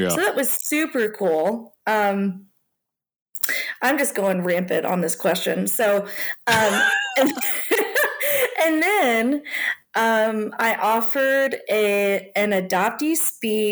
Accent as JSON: {"language": "English", "town": "Louisville", "region": "Kentucky", "country": "United States", "tie": "born or raised there", "also_born_or_lived": "South Korea", "said": "I grew up in Louisville, Kentucky, and in a very white middle-class family and neighborhood"}